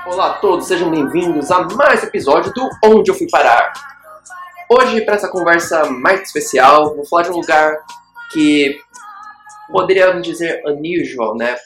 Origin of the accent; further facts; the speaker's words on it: interior of Rio Grande do Sul, Brazil; now in Dubai, United Arab Emirates; um jovem, ex-jovem do interior gaúcho, que agora habita. Está aqui em Dubai